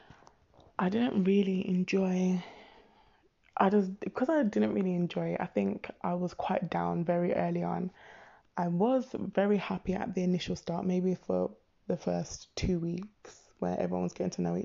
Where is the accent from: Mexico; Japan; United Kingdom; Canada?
United Kingdom; Birmingham, West Midlands; growing up in Birmingham, it was a case of, obviously, I'm a Brummie